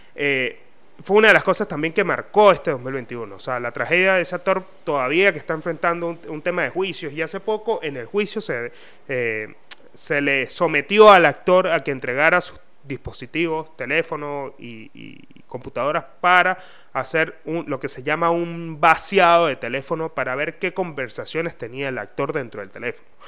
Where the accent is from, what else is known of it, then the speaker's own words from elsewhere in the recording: Mérida, Venezuela; now in Buenos Aires, Argentina; soy de Mérida